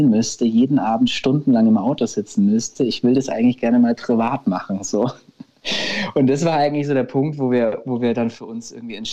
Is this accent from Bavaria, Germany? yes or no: yes; Nuremberg, Bavaria, Germany; now in Berlin, Germany; Also wir kommen, man muss dazu sagen, ursprünglich aus Nürnberg. Wir sind da schon auch, oft, aber wir leben jetzt momentan tatsächlich nicht mehr in Nürnberg.